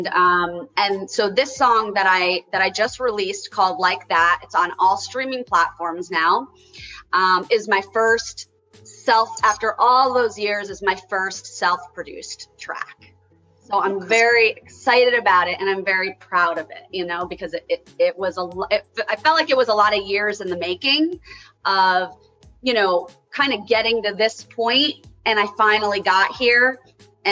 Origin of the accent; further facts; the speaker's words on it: Connecticut, United States; I grew up in Connecticut